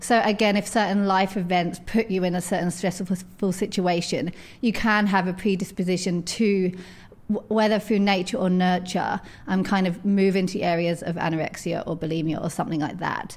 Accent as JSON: {"language": "English", "region": "edge of London", "country": "United Kingdom", "tie": "born or raised there", "said": "I grew up in, um, on the edge of London, as you can tell from my accent."}